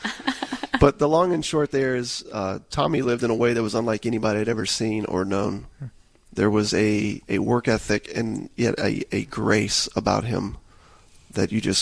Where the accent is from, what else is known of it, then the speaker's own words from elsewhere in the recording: Tampa, Florida, United States; I grew up in the Tampa Bay area